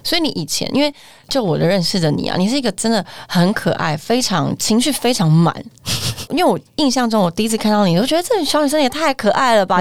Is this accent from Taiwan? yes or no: yes; Taiwan; 我们现在台湾人